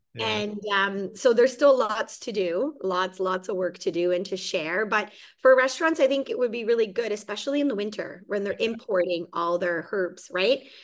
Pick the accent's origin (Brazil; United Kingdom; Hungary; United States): Hungary; also born or lived in Germany / Mississauga, Canada; now in Kelowna, Canada; I actually was born and raised in Hungary okay. and escaped communism and we fled to Germany.